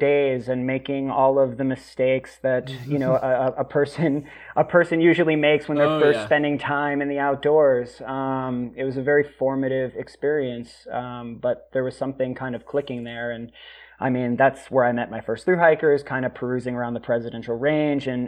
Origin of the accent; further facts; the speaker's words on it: Worcester, Massachusetts, United States; I grew up in Worcester, Massachusetts